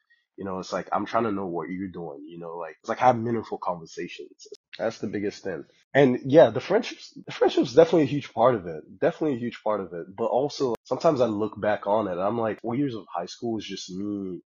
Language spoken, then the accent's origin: English; Texas, United States; moved away as an adult; also born or lived in Dallas, Texas / Austin, Texas; now in Portland, United States; we're from Texas, right? Like Texas is our spot